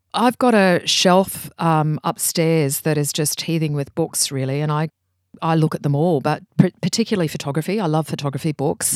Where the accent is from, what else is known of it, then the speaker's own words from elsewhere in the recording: Brisbane, Queensland, Australia; I grew up in Brisbane, and that's where I worked